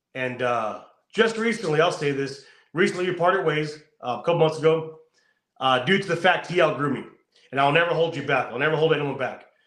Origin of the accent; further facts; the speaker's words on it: California, United States; I'm from California. I know how it is here.